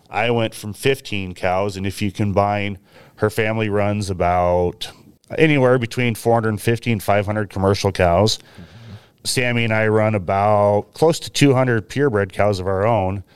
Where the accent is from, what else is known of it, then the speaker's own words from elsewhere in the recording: Willamette Valley, about forty miles southwest of Portland, Oregon, United States; moved away as an adult; now in Washington, United States; I grew up in the Willamette Valley on, I guess, what most people would call a hobby farm